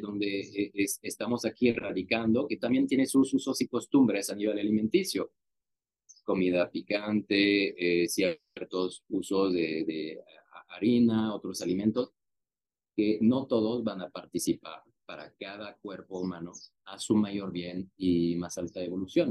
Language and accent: Spanish; France; now in Mexico; Yo, yo nací en Francia